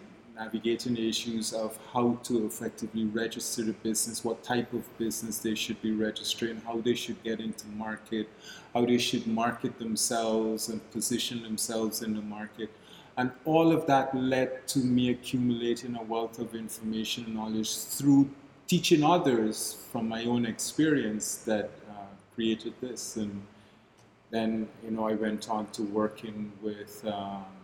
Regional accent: Guyana; moved away as an adult; now in Barbados; I'm originally from Guyana in South America

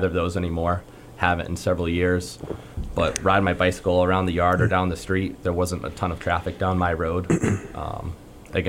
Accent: Becket, Massachusetts, United States; now in Pittsfield, United States; I grew up in the town of Beckett

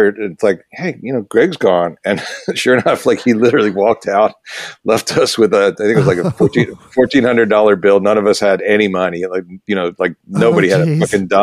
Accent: Philadelphia, Pennsylvania, United States; moved away as an adult; now in Los Angeles, United States; I grew up in Philadelphia.

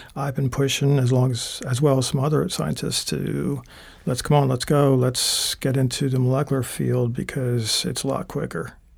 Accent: Holland, Pennsylvania, United States; moved away as an adult; originally, I'm from Bucks County, PA, a town called Holland, uh, right on the outskirts of Philadelphia. Uh, I was born and raised there, and mm, stayed there until I was about 21

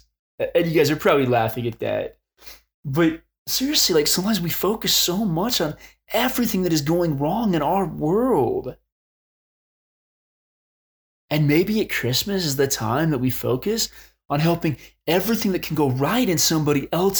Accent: Arizona, United States; I grew up in Arizona and still live there

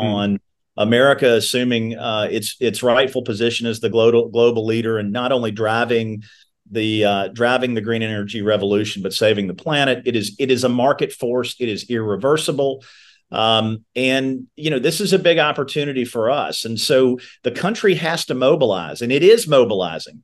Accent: Meade County, Kentucky, United States; I'm a kid from Meade County whose family are all tobacco farmers

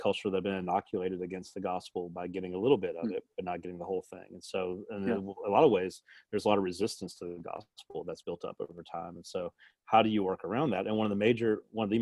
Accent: the South, United States; also born or lived in Montgomery; I grew up in the South, and I grew up playing basketball

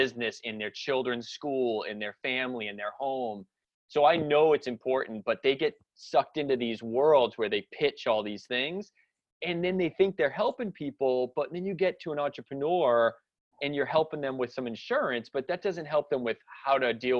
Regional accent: Salem, Massachusetts, United States; I grew up in the North Shore of Boston area, like up near Salem, Massachusetts

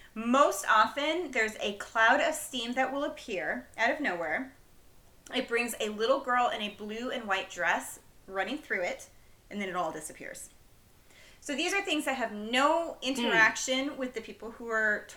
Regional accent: Vermont, United States; growing up in Vermont in the middle of the woods

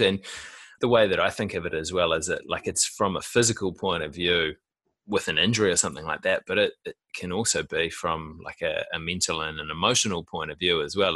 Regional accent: Auckland, New Zealand; I was born in West Auckland

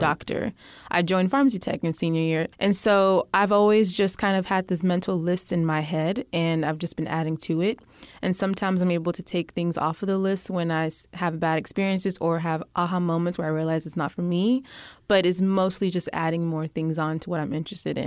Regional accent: Alief, Texas, United States; also born or lived in Austin, Texas; now in Houston, United States; I'm from Ayleaf, Texas

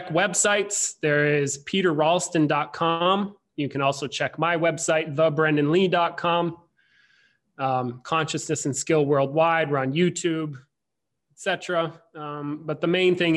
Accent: Vermont, United States; I grew up in Vermont

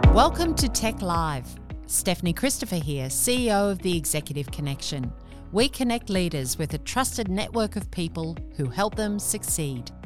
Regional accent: Sydney, New South Wales, Australia; Sydney, Australia.

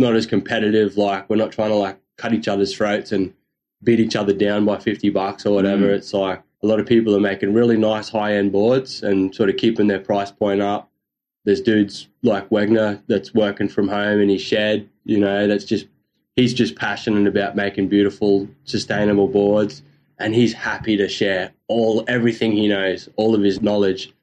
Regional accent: North Queensland, Australia; I'm from North Queensland

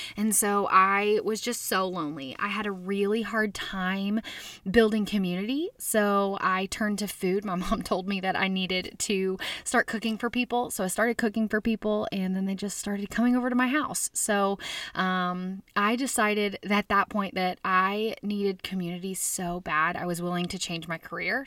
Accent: Little Rock, Arkansas, United States; I grew up in Little Rock, Arkansas

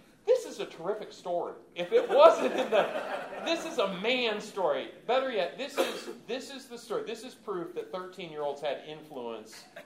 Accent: Michigan, United States; I grew up in Michigan

